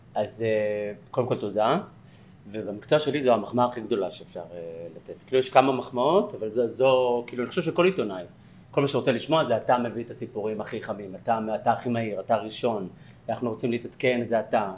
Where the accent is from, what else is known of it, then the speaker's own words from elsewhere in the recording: Bat Yam, Tel Aviv District, Israel; also born or lived in Jaffa; now in Tel Aviv, Israel; גדלתי ביפו, אה, נולדתי ביפו וגדלתי בבת ים